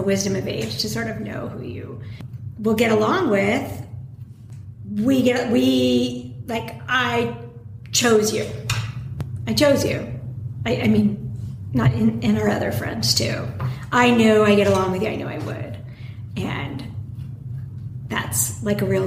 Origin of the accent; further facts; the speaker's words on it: Los Angeles, California, United States; also born or lived in New York; I grew up in the Valley. I mean, I was a total Valley girl